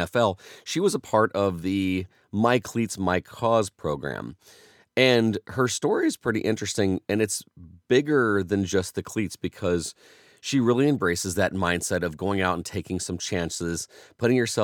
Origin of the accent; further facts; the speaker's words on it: Central Indiana, United States; I'm from Central Indiana